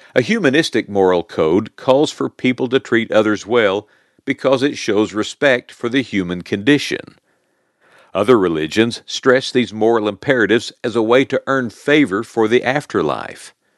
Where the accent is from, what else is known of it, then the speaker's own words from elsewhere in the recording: Oklahoma, United States; my real home was in good old Oklahoma